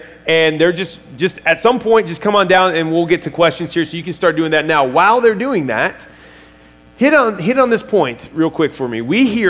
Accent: Hillsdale, Michigan, United States; I grew up in Hillsdale

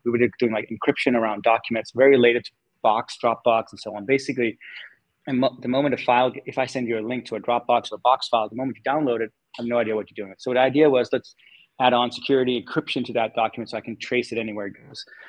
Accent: Denmark; moved away as an adult; also born or lived in California; I was born and raised in Denmark

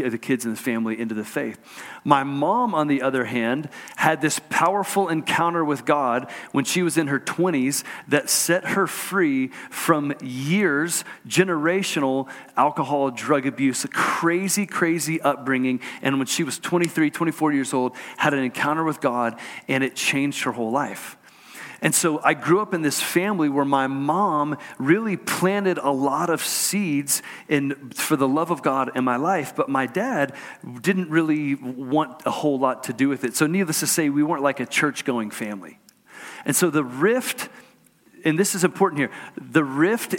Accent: Houston, Texas, United States; I grew up in Houston, Texas.

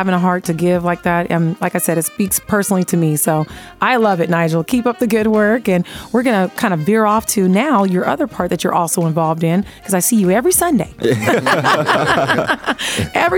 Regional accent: Las Vegas, Nevada, United States; I grew up here in Vegas

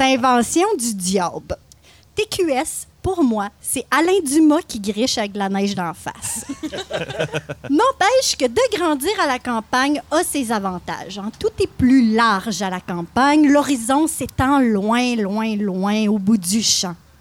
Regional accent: Louiseville, Quebec, Canada; je suis originaire de la Mauricie. J'ai grandi à Louisville, tout près de Trois-Rivières.

